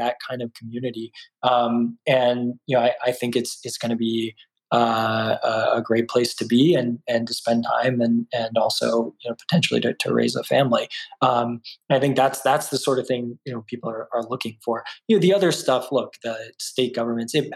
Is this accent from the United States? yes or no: yes; Austin, Texas, United States; moved away as an adult; also born or lived in California; I grew up in Austin